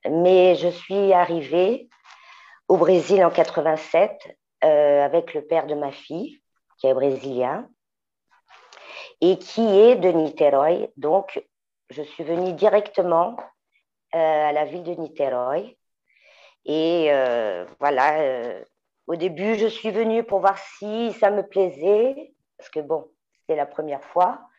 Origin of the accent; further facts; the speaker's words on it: Paris, Île-de-France, France; Bon, ben, je suis parisienne, née à Montmartre, chanteuse, auteure, compositrice